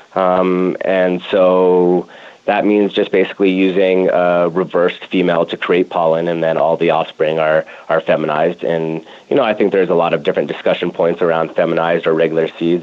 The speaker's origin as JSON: {"language": "English", "town": "Denver", "region": "Colorado", "country": "United States", "tie": "born or raised there", "also_born_or_lived": "Madison, Wisconsin / California", "said": "born and raised here in Denver"}